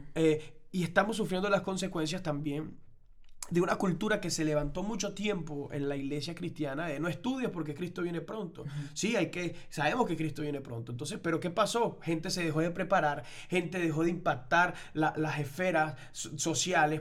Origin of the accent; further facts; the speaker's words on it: Venezuela; moved away as an adult; en Venezuela, donde somos... nuestra tierra natal